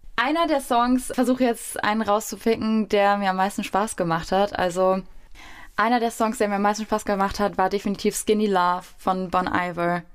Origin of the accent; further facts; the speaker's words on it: Wiesbaden, Hesse, Germany; Mein Heimatort, meine Wohlfühloase